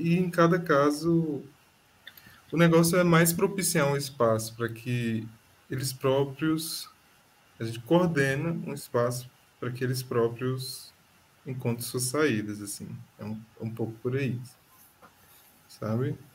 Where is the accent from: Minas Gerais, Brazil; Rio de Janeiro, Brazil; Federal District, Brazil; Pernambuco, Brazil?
Federal District, Brazil; É, não, só eu que sou do DF.